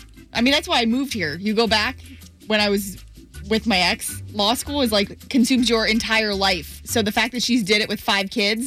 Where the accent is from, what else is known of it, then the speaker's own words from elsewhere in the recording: Florida, United States; growing up in Florida